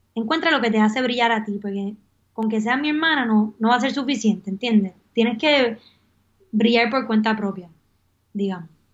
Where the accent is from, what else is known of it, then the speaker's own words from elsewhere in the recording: Puerto Rico; moved away as an adult; also born or lived in Miami / Prague; Es momento de regresar a Puerto Rico